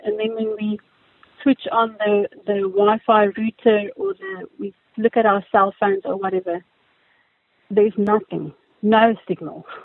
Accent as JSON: {"language": "English", "town": "Daleside", "region": "Gauteng", "country": "South Africa", "tie": "born or raised there", "said": "I grew up in Daleside."}